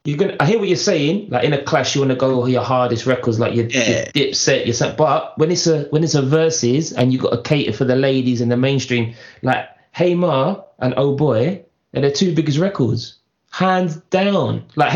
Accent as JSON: {"language": "English", "region": "New York", "country": "United States", "said": "I'm from New York, bruv."}